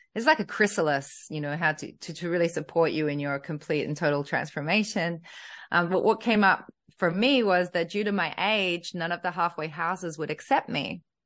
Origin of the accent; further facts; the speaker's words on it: Australia; a young girl growing up in Australia, in a white family